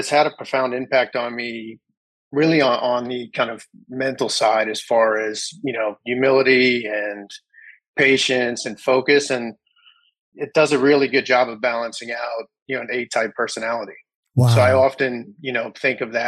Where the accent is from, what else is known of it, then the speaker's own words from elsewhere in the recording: New York City, New York, United States; grew up in New York City and the surrounding